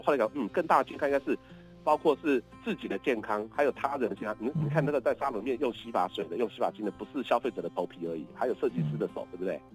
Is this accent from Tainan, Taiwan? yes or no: no; Kaohsiung, Taiwan; 我小时候是台凤山出生的